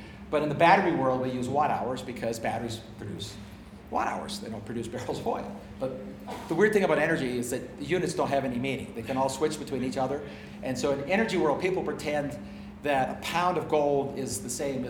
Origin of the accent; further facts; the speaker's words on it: Canada; also born or lived in United States; I'm ambidextrous on pounds in the British system because I grew up in Canada and in America.